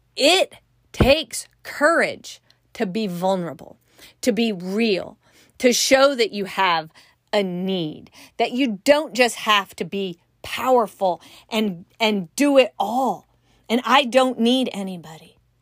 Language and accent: English; California, United States; I'm from California